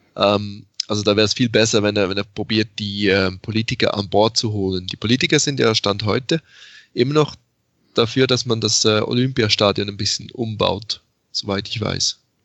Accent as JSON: {"language": "German", "country": "Switzerland", "tie": "born or raised there", "said": "ich tatsächlich in der Schweiz aufgewachsen bin"}